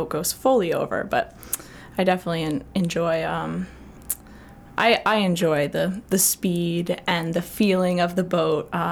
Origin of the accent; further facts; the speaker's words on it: South Portland, Maine, United States; I grew up in South Portland, so just across the bridge